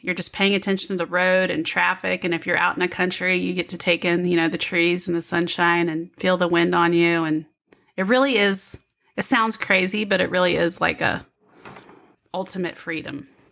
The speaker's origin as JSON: {"language": "English", "town": "Kansas City", "region": "Kansas", "country": "United States", "said": "I'm from Kansas City, but I'm on the Kansas side."}